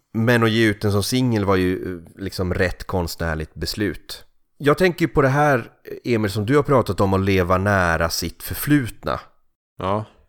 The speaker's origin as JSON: {"language": "Swedish", "town": "Kalix", "region": "Norrbotten County", "country": "Sweden", "tie": "born or raised there", "moved": "yes", "lives_now": "Gothenburg, Sweden", "said": "min barndoms gator i Kalix eller i, i byn Risegrund där jag växte upp."}